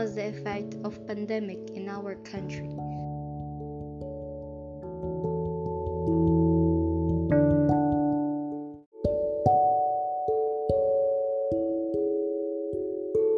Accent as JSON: {"language": "English", "country": "Philippines", "said": "we Filipinos"}